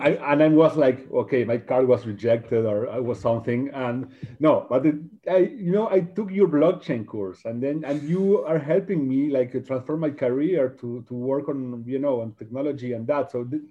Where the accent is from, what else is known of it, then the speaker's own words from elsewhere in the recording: Argentina; I'm from Argentina